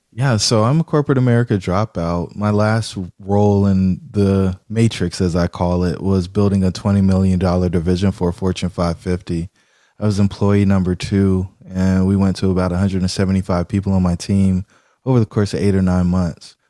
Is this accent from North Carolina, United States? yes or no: yes; Fayetteville, North Carolina, United States; I grew up in Fayetteville, North Carolina